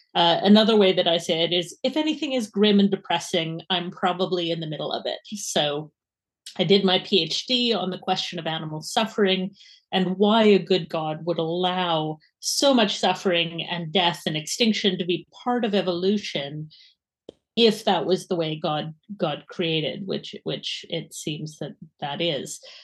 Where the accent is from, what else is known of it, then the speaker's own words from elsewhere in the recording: Edmonton, Alberta, Canada; accent: Canadian; now in Edinburgh, United Kingdom; my accent is unfortunately not Scottish, wish it was, but it is Canadian. So I'm from Edmonton